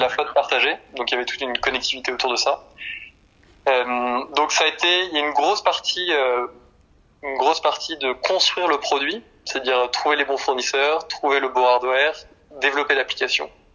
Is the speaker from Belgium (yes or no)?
no; Nantes, Pays de la Loire, France; Je suis nantais